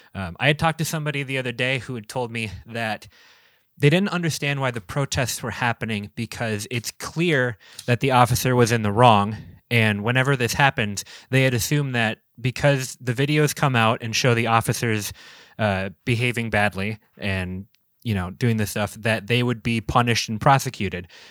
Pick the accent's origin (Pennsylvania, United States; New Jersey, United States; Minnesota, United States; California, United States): Minnesota, United States; Minneapolis; now in Door County, United States; I'm from Minneapolis